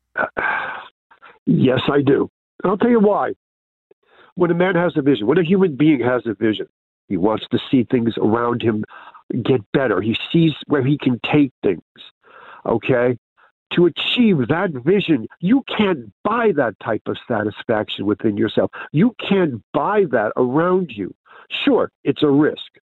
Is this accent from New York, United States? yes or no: yes; New York City, New York, United States; now in Carluke, United Kingdom; I'm originally from New York